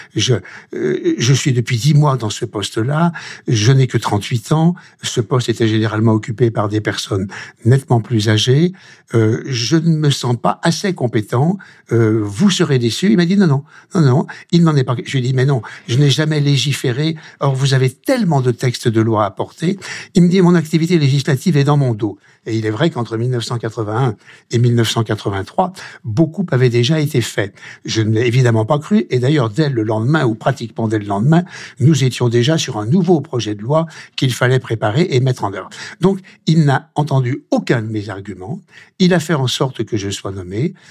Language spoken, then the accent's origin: French; Lyon, Auvergne-Rhône-Alpes, France; je suis lyonnais, lyonnais d'origine